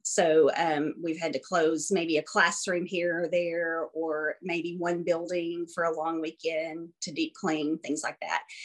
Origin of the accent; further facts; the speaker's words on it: Arkansas, United States; also born or lived in Florida; born and uh, raised here. I was born in Florida actually and lived there for about two months and then came to Arkansas.